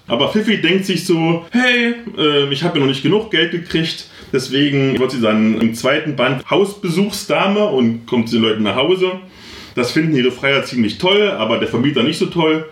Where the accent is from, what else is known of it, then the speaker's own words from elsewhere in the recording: Halle, Saxony-Anhalt, Germany; wo ich herkomme, in Halle aus dem Ghetto